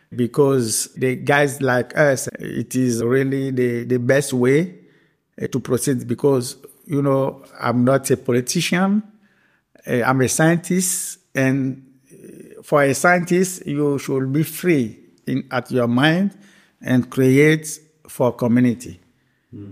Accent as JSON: {"language": "English", "country": "Benin", "tie": "born or raised there", "also_born_or_lived": "Belgium", "said": "I born uh, the 3rd of May, uh, 1974, in Benin, Republic of Benin, located in West Africa. I did my primary school in Benin, the secondary school in Benin"}